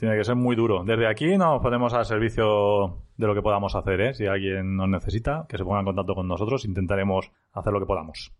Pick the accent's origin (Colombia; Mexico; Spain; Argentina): Spain; Elda, Valencian Community; farmacéutico en IBI, aunque soy de Elda